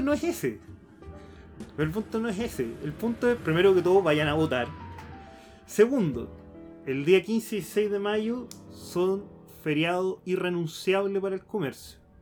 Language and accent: Spanish; Santiago, Santiago Metropolitan Region, Chile; somos de Santiago